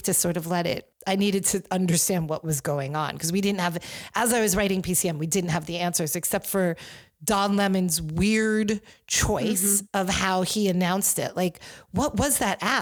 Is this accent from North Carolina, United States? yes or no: no; Rye, New York, United States; when I was growing up in New York in Rye